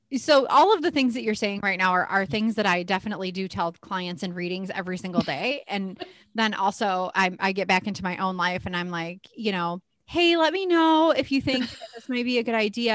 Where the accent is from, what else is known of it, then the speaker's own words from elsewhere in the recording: Midwest, United States; We're very Midwestern here